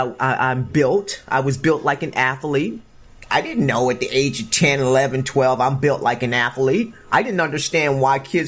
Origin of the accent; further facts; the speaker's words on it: Chester, Pennsylvania, United States; moved away as an adult; also born or lived in California; Growing up in Chester, Pennsylvania, you know, project